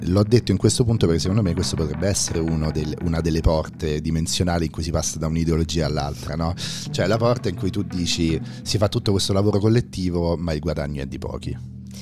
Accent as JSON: {"language": "Italian", "town": "Rome", "region": "Lazio", "country": "Italy", "said": "da romano"}